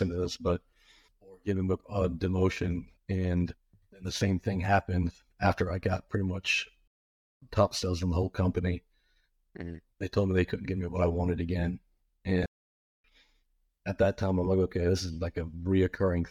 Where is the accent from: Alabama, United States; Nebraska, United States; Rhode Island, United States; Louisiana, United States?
Alabama, United States; Birmingham; I was born here in Birmingham. We grew up in a really rough area